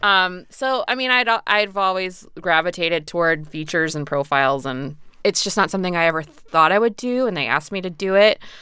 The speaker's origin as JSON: {"language": "English", "region": "Indiana", "country": "United States", "tie": "born or raised there", "said": "I grew up in a rural area in Indiana."}